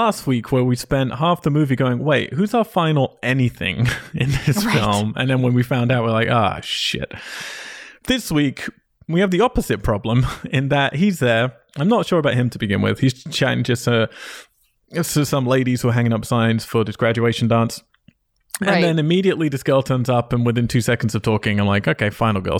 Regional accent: United Kingdom; I'm British. Everything I say is sarcastic.

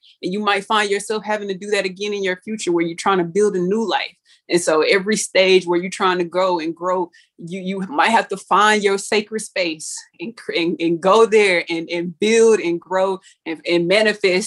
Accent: Pearland, Texas, United States; born or raised there

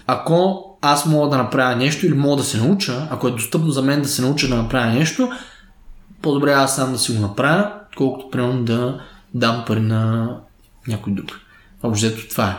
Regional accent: Stara Zagora, Stara Zagora Province, Bulgaria; Аз съм роден в Стара Загора, 1993

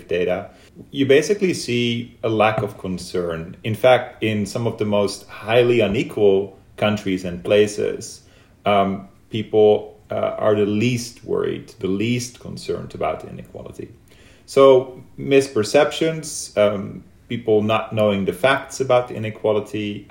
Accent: Netherlands; moved away as an adult; now in United States; when I moved to the US, I was from Holland.

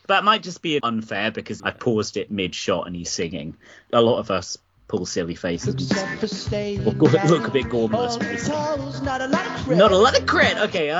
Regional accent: Israel; I'm from Israel. We'd get on.

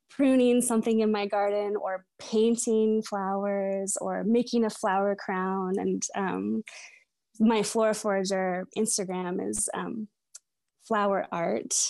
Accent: Edmonds, Washington, United States; also born or lived in Seattle; I was born in Seattle. I still live in Seattle. Um, but I was raised, um, in Edmonds, it's a little seatown about thirty minutes north of Seattle

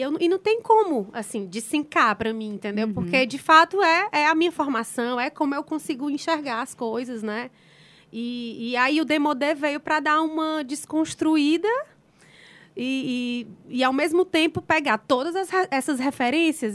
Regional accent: Ceará, Brazil; eu sou cearense, nordestina, então, as minhas raízes são daqui do Nordeste

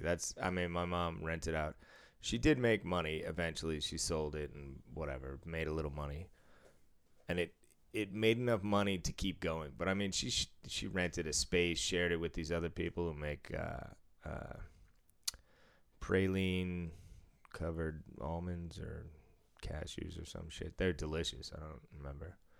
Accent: Massachusetts, United States; moved away; I don't live in Massachusetts anymore

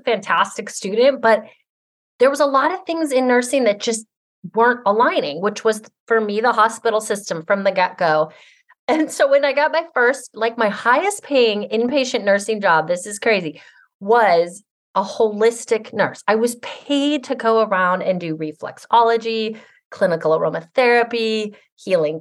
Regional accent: Seattle, Washington, United States; also born or lived in Hawaii; I grew up in Capitol Hill, Seattle

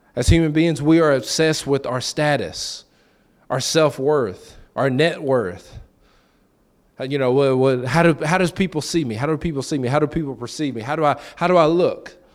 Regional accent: Lexington, Tennessee, United States; moved away; I'm from Lexington.

